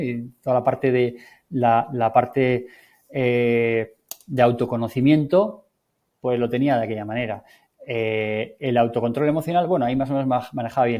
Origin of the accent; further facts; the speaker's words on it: Navarre, Spain; soy navarro